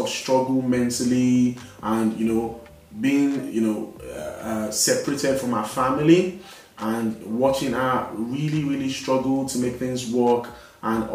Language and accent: English; Nigeria; now in United Kingdom; I was born in this country, I grew up in Nigeria, and then after a while I relocated back to this country